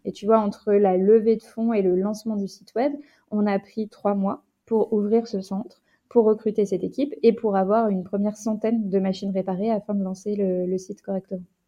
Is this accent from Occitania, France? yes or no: no; Rouen, Normandy, France; je viens de Rouen